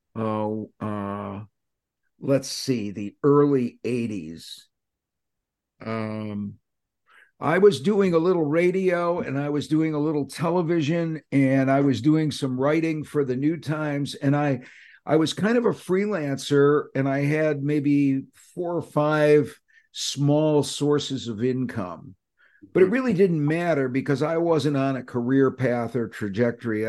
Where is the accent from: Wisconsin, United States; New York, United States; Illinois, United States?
New York, United States; Syracuse; born or raised there